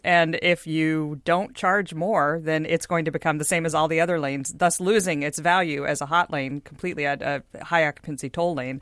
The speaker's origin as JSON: {"language": "English", "town": "Houston", "region": "Texas", "country": "United States", "moved": "yes", "lives_now": "Seattle, United States", "said": "I'm from Houston, uh, land of the, you know, twenty-four-lane Katy Freeway"}